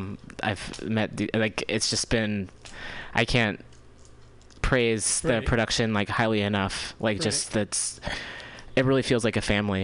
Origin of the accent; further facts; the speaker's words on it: Richmond, California, United States; also born or lived in New York; now in San Francisco, United States; I grew up in Richmond in the East Bay for a little bit, and then I lived out in New York for a while.